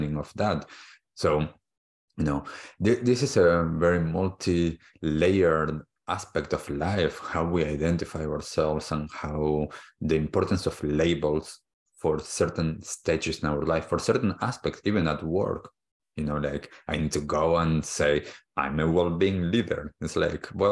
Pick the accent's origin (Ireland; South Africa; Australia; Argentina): Argentina; moved away; I was born in Argentina, I grew up there